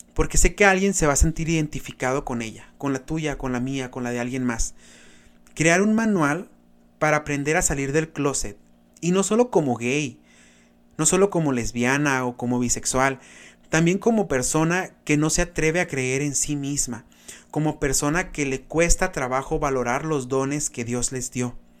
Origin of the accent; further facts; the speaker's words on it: Benjamín Hill, Sonora, Mexico; de mi pueblo, porque soy pueblerino, chamacos, orgullosamente un pueblo ferrocarrilero, Benjamín Hill